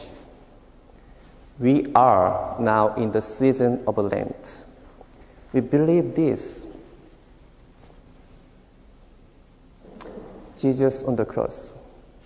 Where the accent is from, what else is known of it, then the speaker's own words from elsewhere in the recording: South Korea; moved away; originally I am from South Korea